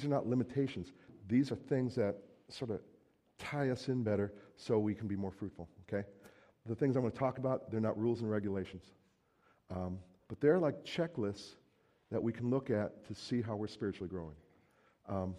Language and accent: English; New Jersey, United States; moved away as an adult; now in Minnesota, United States; I'm originally from New Jersey